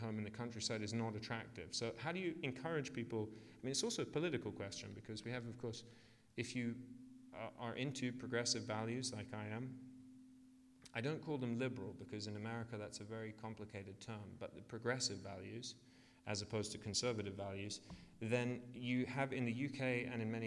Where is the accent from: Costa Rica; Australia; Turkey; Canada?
Australia; moved away; also born or lived in United Kingdom; I grew up in Australia